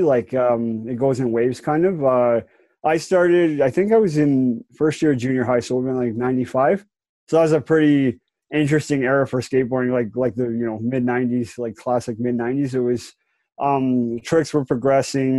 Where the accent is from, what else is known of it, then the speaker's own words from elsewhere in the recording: Calgary, Alberta, Canada; also born or lived in Campbell River, Vancouver Island; I was born in Calgary in 83, so I've been here quite a while. Like, I'm 36 now, so I've been here my whole life.